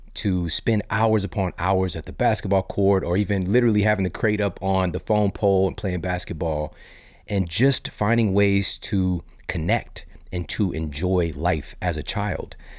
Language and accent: English; Midwest, United States; also born or lived in Saint Louis, Missouri; I live in Saint Louis, Missouri. I'm from the Midwest